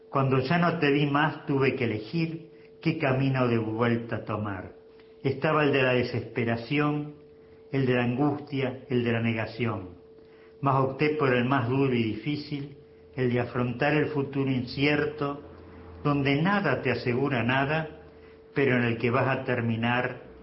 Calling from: Rosario, Santa Fe, Argentina; Buenos días … de Rosario.

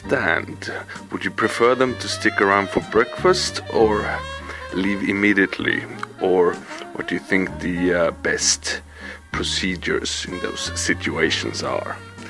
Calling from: Sweden; I'm calling from Sweden.

